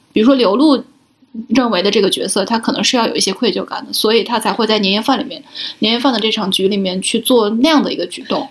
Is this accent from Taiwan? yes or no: no; Shaanxi, China; 我是陕西人，然后我们有一个环节是专门要哭天抢地的